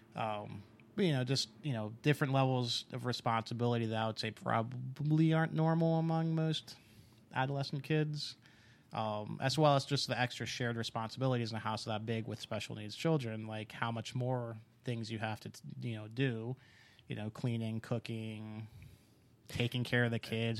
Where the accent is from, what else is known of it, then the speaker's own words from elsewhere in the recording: East Coast, United States; I grew up on the East Clo-, Coast